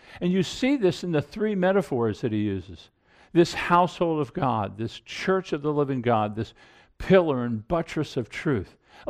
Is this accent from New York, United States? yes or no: no; Annapolis, Maryland, United States; Even the town Carol and I grew up in Annapolis, Maryland.